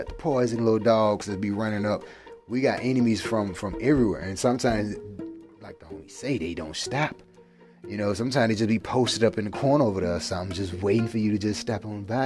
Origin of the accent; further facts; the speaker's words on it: the South, United States; accent: southern; my southern accent